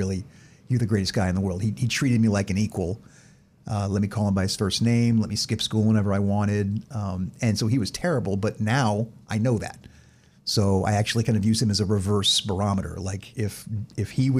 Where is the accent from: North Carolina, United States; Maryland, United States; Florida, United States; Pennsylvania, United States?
Florida, United States; west coast of; also born or lived in San Diego, California / Georgia; I was born in San Diego, California. My dad was stationed there in the Air Force. We only lived there for a year, then moved to Florida to be closer to my mom's family. And outside of 4 years living in Georgia, I lived basically my entire life in Florida, west coast of Florida